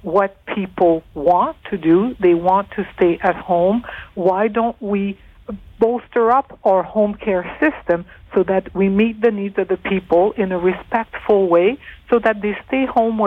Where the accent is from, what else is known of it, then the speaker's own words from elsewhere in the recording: Northern Ontario, Canada; I'm from Northern Ontario.